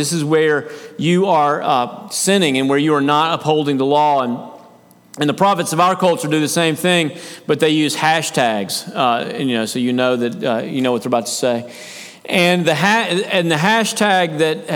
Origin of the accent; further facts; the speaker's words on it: United States; As Americans, as an American culture, as a church culture within America